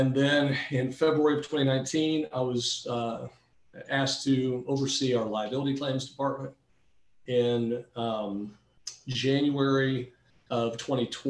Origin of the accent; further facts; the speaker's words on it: Florida, United States; also born or lived in Georgia; I grew up in the Panhandle